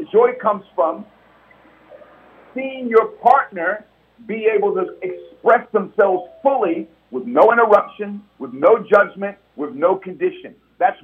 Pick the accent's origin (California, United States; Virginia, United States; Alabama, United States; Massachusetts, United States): California, United States; San Francisco; growing up in San Francisco in Hunters Point